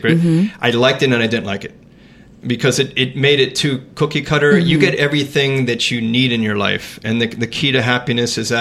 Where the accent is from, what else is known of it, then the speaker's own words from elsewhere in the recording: Miami, Florida, United States; I grew up in Miami